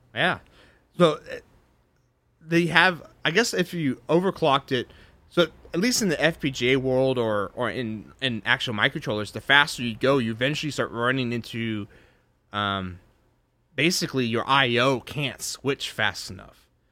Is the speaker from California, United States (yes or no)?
no; Texas, United States; I'm a Texan.